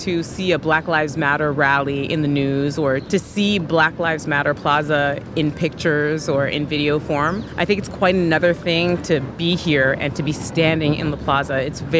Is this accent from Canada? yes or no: yes; Canada; as a Black woman who grew up in North America, I have a window into African-American culture, even though I'm Jamaican-Canadian, so hail from a different part of the continent.